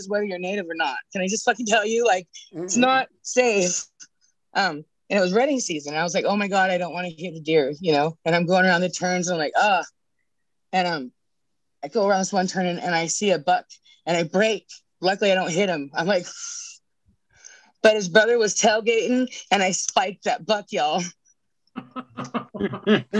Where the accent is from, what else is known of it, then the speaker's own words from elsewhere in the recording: Northern California, United States; I'm Hoopa from Northern California